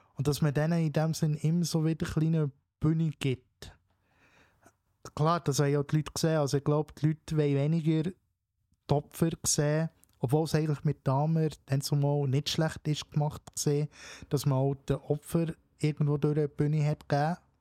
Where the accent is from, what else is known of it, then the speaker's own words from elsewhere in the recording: Switzerland; bei uns in der Schweiz